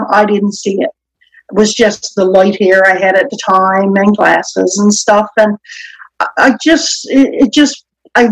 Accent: Newfoundland and Labrador, Canada; I will soon be 55, and I'm from Newfoundland

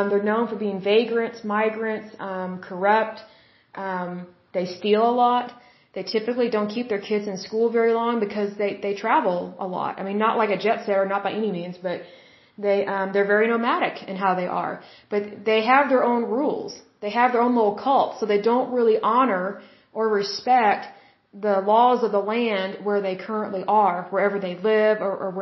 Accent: Oklahoma City, Oklahoma, United States; I'm from Oklahoma City, Oklahoma

